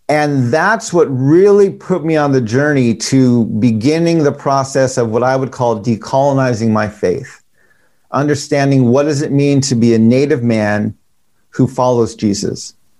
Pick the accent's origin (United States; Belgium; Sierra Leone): United States; now in Washington, D.C., United States; I grew up in a Dutch ghetto just off of the Navajo Nation, and seeing my Navajo family and grandparents every day, literally.